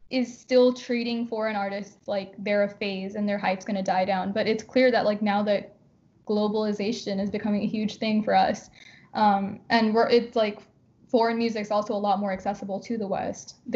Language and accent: English; India; Okay, so I've kind of noticed this with a lot of like Indian YouTubers. I'm Indian.